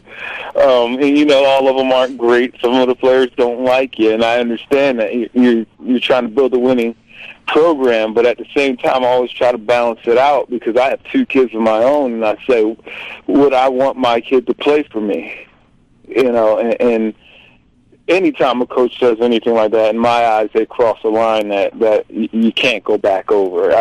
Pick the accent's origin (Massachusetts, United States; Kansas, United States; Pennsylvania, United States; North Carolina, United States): Pennsylvania, United States; Philadelphia; I grew up in Philly, been still living in Philly